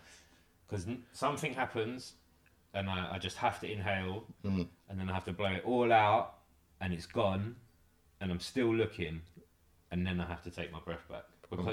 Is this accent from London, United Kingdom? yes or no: yes; London, United Kingdom; born or raised there; moved away as an adult